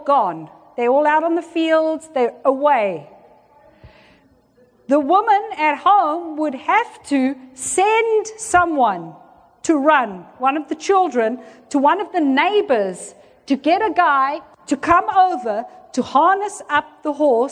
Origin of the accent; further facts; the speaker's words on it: South Africa; I was born in South Africa and I grew up in South Africa at the height of apartheid.